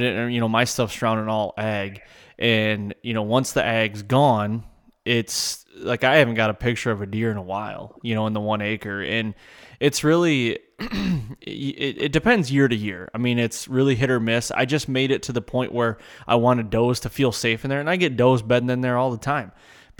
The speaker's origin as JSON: {"language": "English", "region": "Michigan", "country": "United States", "tie": "born or raised there", "said": "I was born and raised here in Michigan"}